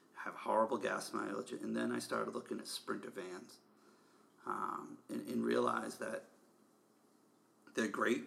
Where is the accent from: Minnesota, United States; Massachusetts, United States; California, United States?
Massachusetts, United States; Boston; I'm from Boston